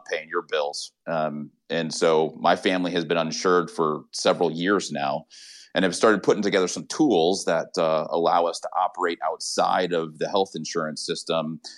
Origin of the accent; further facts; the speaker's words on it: Austin, Texas, United States; I'm from Austin